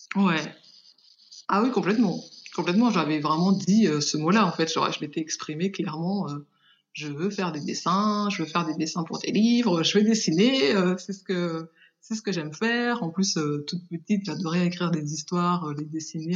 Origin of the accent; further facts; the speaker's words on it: Paris region, Île-de-France, France; also born or lived in Haiti; Je suis née euh, en Haïti et je suis arrivée en France à l'âge de 5 ans. Et j'ai fait toute mon enfance en région parisienne